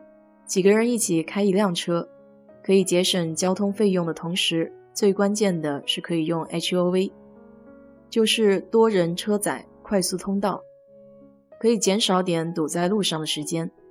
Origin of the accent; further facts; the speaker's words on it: China; now in Houston, United States; 我们中国人都爱买学区房